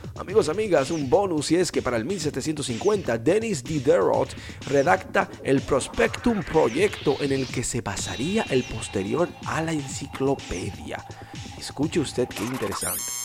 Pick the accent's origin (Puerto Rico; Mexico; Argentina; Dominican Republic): Dominican Republic; nosotros somos una islita caribeña